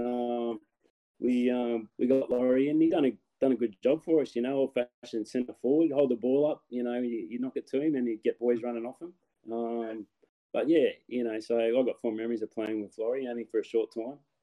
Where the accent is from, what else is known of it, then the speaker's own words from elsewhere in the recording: Newcastle, New South Wales, Australia; play for my hometown.